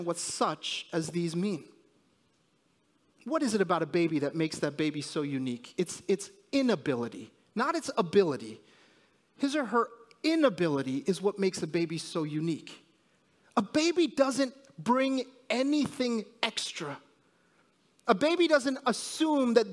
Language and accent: English; New Jersey, United States; moved away; also born or lived in New York; I was born in New Jersey and, I'm sorry, in New York, and I lived in New Jersey most of my life